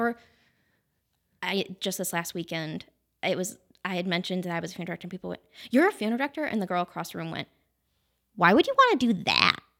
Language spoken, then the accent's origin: English; Wellsville, New York, United States; born and raised in Wellsville